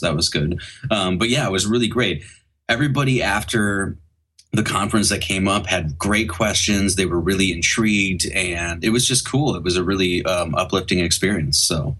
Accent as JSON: {"language": "English", "region": "Wisconsin", "country": "United States", "tie": "born or raised there", "moved": "yes", "lives_now": "Oregon, United States", "said": "I grew up in Wisconsin, so like I had some brutal winters there too."}